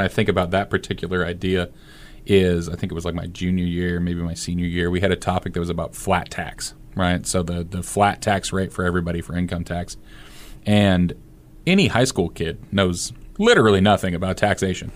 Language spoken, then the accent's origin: English; Fremont, Nebraska, United States; growing up in Fremont, Nebraska